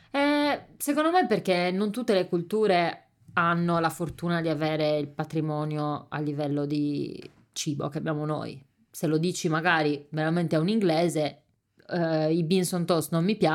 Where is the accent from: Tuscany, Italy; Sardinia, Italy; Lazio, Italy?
Sardinia, Italy; io ho anche paura a dire venite in questo ristorante autentico siciliano perché io sarda, come perché, cioè, come faccio a dire che questo è autentico?